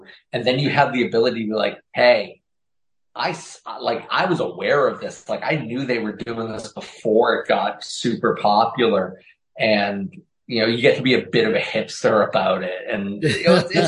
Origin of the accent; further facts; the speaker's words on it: Massachusetts, United States; moved away as an adult; now in New Jersey, United States; my hometown